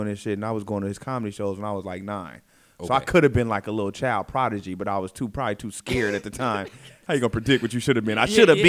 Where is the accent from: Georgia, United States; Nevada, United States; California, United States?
California, United States; Vallejo; I'm from the Bay Area.